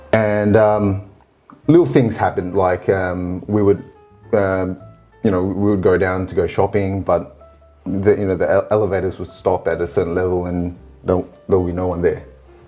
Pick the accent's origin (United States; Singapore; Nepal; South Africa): Singapore; Yes, I'm from Singapore.